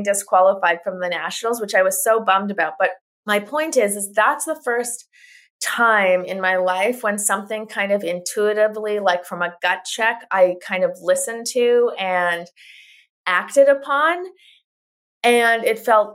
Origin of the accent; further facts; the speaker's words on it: Winnipeg, Manitoba, Canada; I'm Canadian. I'm born in Winnipeg, Manitoba, Canada